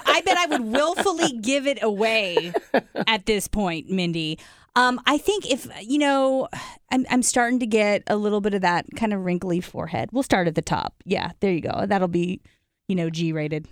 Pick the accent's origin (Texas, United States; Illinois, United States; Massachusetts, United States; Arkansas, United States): Illinois, United States; Decatur; my small town of only about eighty-five thousand people, um, Decatur